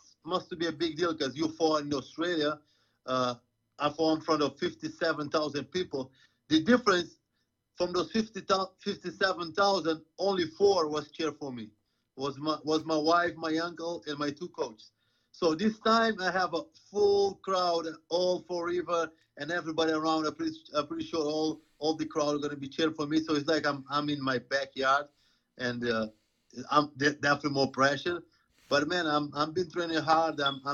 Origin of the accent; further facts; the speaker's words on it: Providence, Rhode Island, United States; headline a card in my hometown